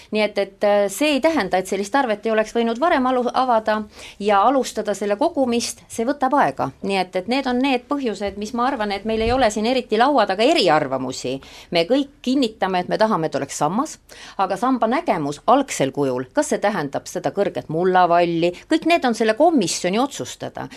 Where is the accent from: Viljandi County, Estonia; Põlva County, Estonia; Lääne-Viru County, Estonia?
Viljandi County, Estonia; Suure-Jaani; Suure-Jaani, minu sünnilinn